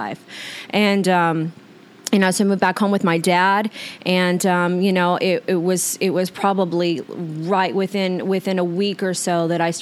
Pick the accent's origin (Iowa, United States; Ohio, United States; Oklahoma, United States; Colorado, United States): Oklahoma, United States; moved away as an adult; now in Arizona, United States; back to Oklahoma. Like, I was just a juvenile delinquent, and in my hometown